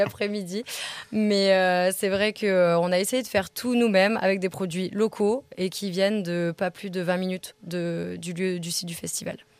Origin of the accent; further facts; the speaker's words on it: Alsace, Grand Est, France; now in Savoie, France; je suis alsacienne